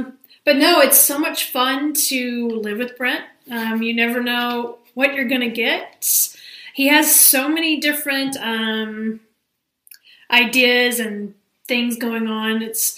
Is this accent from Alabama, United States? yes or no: yes; Alabama, United States; I'm from Alabama.